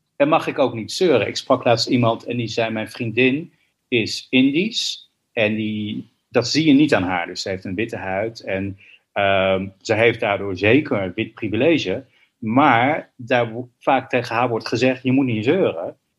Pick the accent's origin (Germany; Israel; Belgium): Israel; also born or lived in New York; now in Amsterdam, Netherlands; Ik ben geboren in Israël.